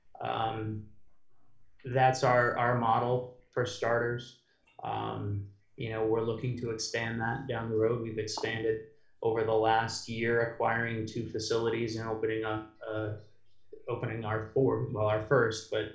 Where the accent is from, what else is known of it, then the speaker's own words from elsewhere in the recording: United States; also born or lived in Europe; I'm the American